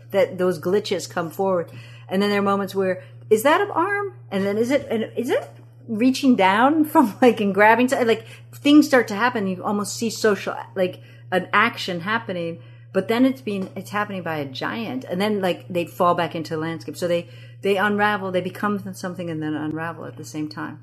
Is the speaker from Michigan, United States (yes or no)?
yes; East Lansing, Michigan, United States; first language Amharic; English is a second language; also born or lived in Addis Ababa, Ethiopia; I grew up in East Lansing, Michigan